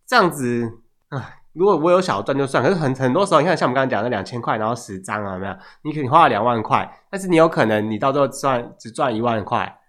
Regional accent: Hualien, Hualien County, Taiwan; 因为我虽然我是花莲人，之前都住花莲

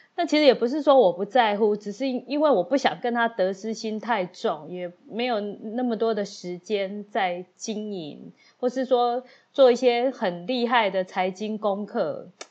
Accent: Taiwan; 我就是台湾人嘛

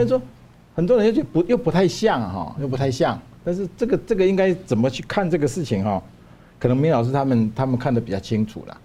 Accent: Taiwan; 我们台湾

